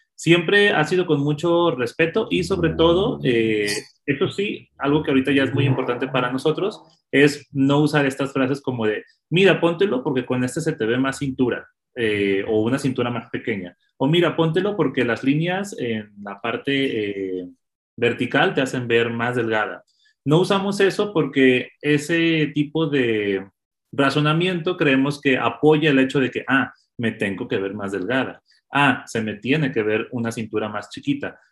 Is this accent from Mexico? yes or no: yes; Mexico; also born or lived in Colombia; como mexicanos creo que es eso. Eh, y creo que nos ha afectado mucho ser vecinos de Estados Unidos